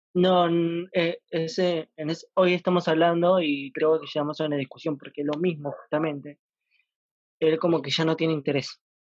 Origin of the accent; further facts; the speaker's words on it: Buenos Aires, Argentina; Soy de Buenos Aires